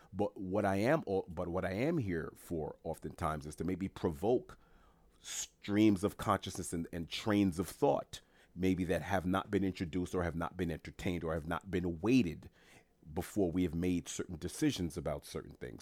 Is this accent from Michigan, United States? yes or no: no; New York City, New York, United States; moved away; I'm from New York City originally